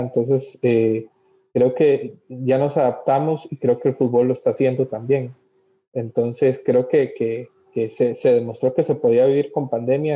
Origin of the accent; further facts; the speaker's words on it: Costa Rica; como costarricense